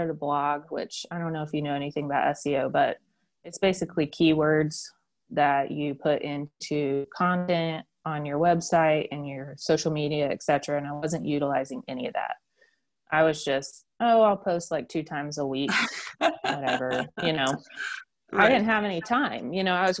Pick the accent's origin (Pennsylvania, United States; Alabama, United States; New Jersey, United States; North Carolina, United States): North Carolina, United States; Asheville; I'm from Asheville